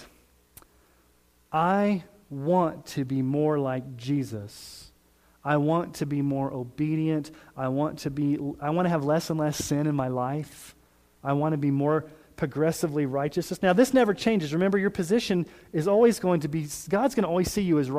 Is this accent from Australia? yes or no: no; Colorado Springs, Colorado, United States; now in Sterling, United States; I grew up in Colorado Springs.